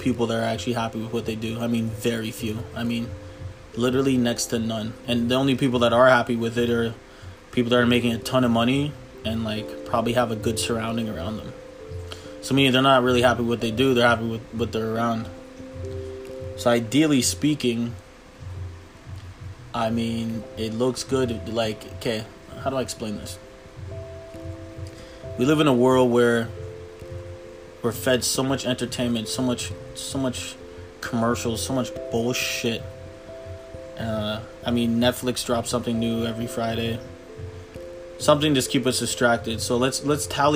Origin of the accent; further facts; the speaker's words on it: Toronto, Ontario, Canada; I'm from Toronto, Canada